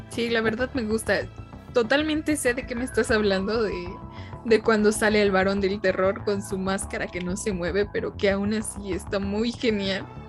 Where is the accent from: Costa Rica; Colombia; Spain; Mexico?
Mexico; somos mexicanos y no sabemos ni qué onda con la mitología tan genial de mi México